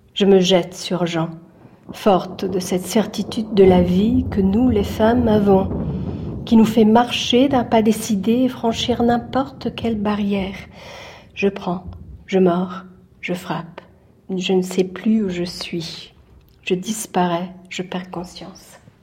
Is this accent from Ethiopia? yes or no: no; Italy; je suis italienne